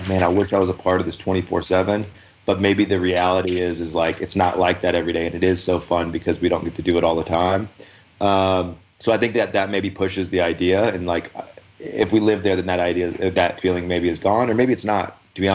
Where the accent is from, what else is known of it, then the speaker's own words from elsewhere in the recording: Louisville, Kentucky, United States; also born or lived in Montana / Salt Lake City, Utah; now in Utah, United States; I'm originally from Louisville, Kentucky